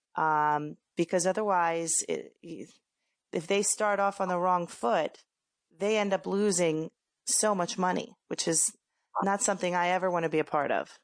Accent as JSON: {"language": "English", "town": "Philadelphia", "region": "Pennsylvania", "country": "United States", "moved": "as an adult", "lives_now": "Hoboken, United States", "said": "I am from Philadelphia originally, and I came to the Hoboken area right after I graduated college"}